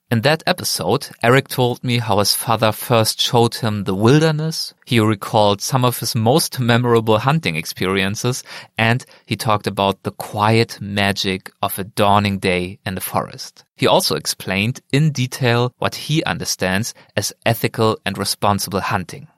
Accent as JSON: {"language": "English", "country": "Germany", "moved": "as an adult", "lives_now": "Philadelphia, United States", "said": "my home country of Germany"}